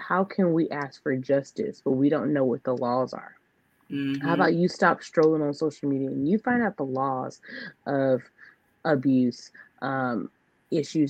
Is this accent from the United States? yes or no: yes; United States; I'm an American person, born in America, serving America, paying taxes in America